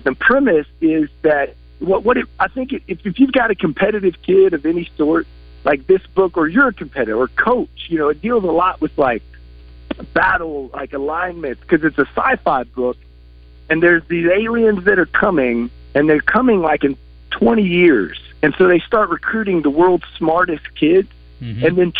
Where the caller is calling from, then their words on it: Colorado Springs, Colorado, United States; I'm calling from Mountain Time out here in Colorado Springs.